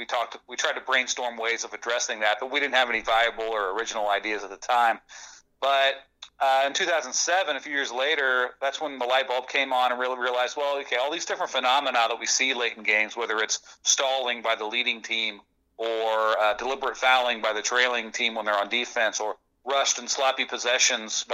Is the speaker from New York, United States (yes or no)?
no; Southwest Ohio, United States; I grew up in Southwest Ohio